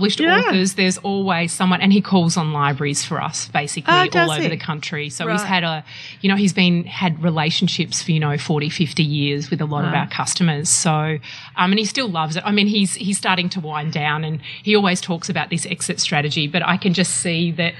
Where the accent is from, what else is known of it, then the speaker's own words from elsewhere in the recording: Melbourne, Victoria, Australia; also born or lived in Essendon; I was born in Essendon and grew up in Keilor Park.